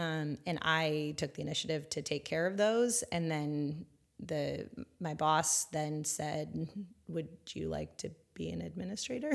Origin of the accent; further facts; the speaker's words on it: Northern California, United States; moved away as an adult; also born or lived in San Diego / China; I grew up in Northern California